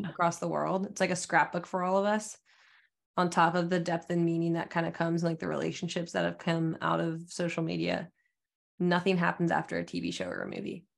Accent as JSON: {"language": "English", "region": "Alaska", "country": "United States", "tie": "born or raised there", "moved": "yes", "said": "during the winters, it was always, like, seventy-five percent dark all day in Alaska. and we would just play outside in the snow"}